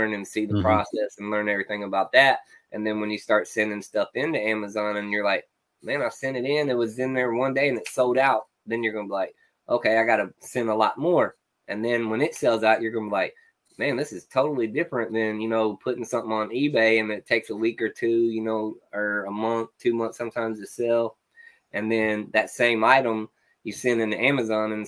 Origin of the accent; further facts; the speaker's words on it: North Carolina, United States; also born or lived in Denver, Colorado; We're from North Carolina.